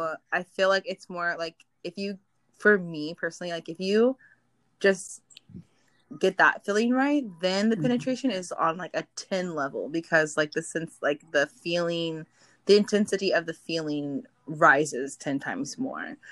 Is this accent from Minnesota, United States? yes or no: yes; Minnesota, United States; now in Los Angeles, United States; I'm originally from Minnesota, but I now live in the Los Angeles area as well